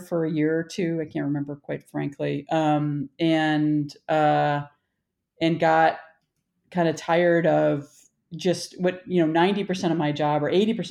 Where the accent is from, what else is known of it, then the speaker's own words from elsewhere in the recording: Illinois, United States; moved away as an adult; also born or lived in Michigan / Iowa / Madison, Wisconsin / Denver; I was born in Michigan. My family moved to Illinois when I was 3. I grew up in Illinois